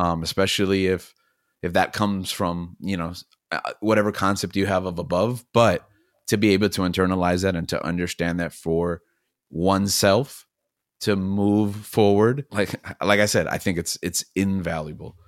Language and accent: English; Miami, Florida, United States; also born or lived in New York City; we moved here where I'm from, Miami, Florida, and I grew up most of that adolescent youth